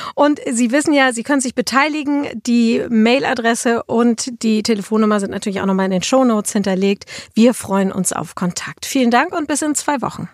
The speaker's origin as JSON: {"language": "German", "region": "Schleswig-Holstein", "country": "Germany", "said": "wir sind ja beide Schleswig-Holsteiner"}